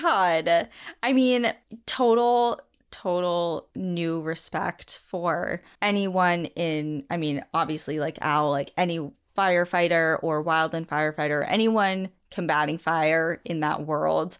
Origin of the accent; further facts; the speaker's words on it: Southern New Hampshire, United States; growing up in New, Southern New Hampshire